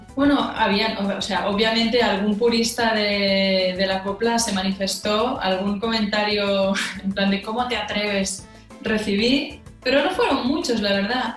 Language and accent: Spanish; Catalonia, Spain; siendo catalana